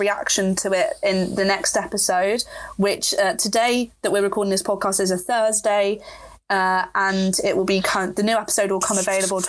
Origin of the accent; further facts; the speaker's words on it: Oxford, South East England, United Kingdom; just because I'm from Oxford doesn't mean that I can get into their university.